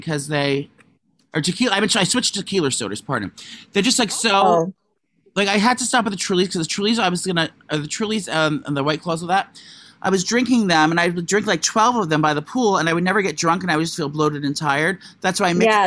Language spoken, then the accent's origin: English; Russia; moved away; I'm from Russia